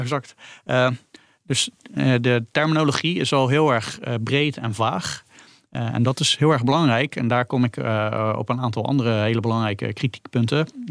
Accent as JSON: {"language": "Dutch", "country": "Netherlands"}